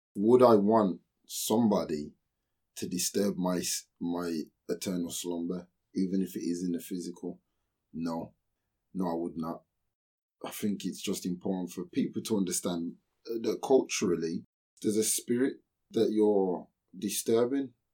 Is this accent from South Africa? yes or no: no; United Kingdom; I am British